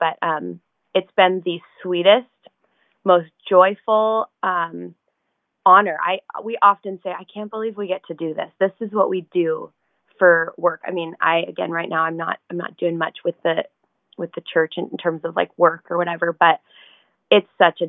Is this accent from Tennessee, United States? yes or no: no; near Seattle, Washington, United States; So I grew up in near the Seattle, Washington area, grew up here. My family was just loved Jesus.